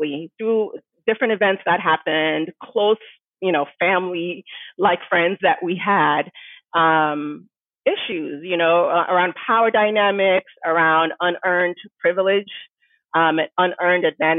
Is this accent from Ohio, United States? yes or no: yes; Cincinnati, Ohio, United States; also born or lived in Missouri / Nigeria; we moved from Nigeria back to the States, to Ohio. So I ended up finishing elementary school and high school in Cincinnati, Ohio